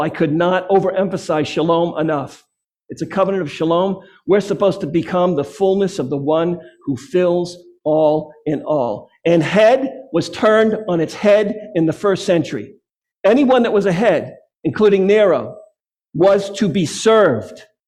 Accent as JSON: {"language": "English", "region": "Massachusetts", "country": "United States", "said": "my home state of Massachusetts"}